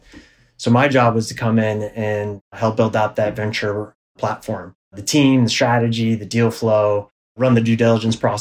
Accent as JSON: {"language": "English", "town": "St. Louis", "region": "Missouri", "country": "United States", "tie": "born or raised there", "moved": "as an adult", "lives_now": "Bay Area, United States", "said": "Born and raised in St. Louis, Missouri."}